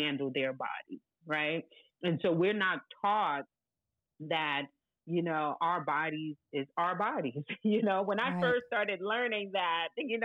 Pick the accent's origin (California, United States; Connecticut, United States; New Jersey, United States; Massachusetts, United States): New Jersey, United States; also born or lived in Haiti; hailing from Haiti, grew up in New Jersey